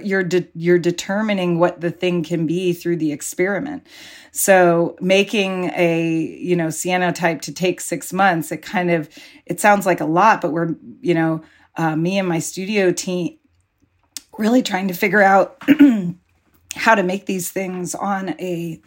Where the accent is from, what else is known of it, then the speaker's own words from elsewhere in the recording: Pacifica, California, United States; every Saturday when I was growing up in Pacifica, I would be like eagerly trying to get into the ocean